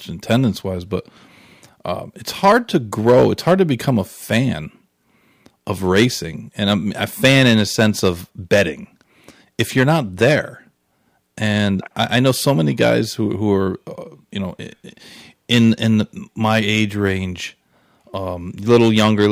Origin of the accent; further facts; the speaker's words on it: Saratoga Springs, New York, United States; I grew up in Saratoga